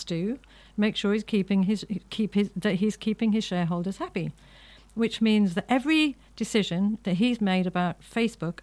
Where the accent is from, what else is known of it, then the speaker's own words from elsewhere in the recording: Ireland; I'm an Irish Catholic